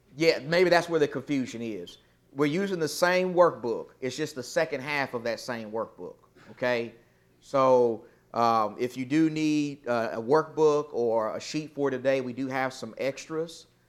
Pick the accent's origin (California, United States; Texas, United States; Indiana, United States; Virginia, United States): Texas, United States; I'm from Texas